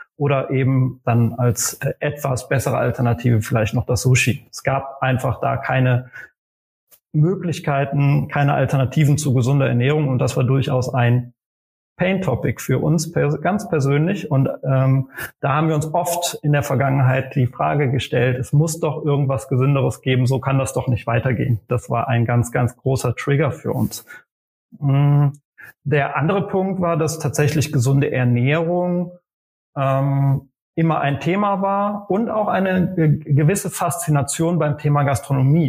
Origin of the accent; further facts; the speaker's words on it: Aachen, North Rhine-Westphalia, Germany; now in Berlin, Germany; geboren in Aachen in Nordrhein-Westfalen